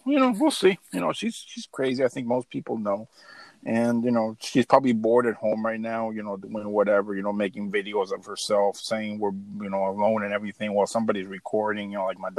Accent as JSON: {"language": "English", "region": "California", "country": "United States", "said": "I'm still from California"}